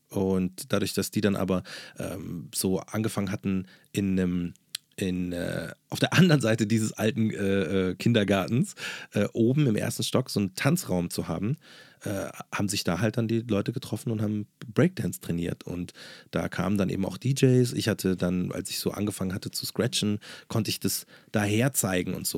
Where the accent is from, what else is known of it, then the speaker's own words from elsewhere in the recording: Munich, Bavaria, Germany; Neuperlach oder Berg am Leim oder da, wo ich groß geworden bin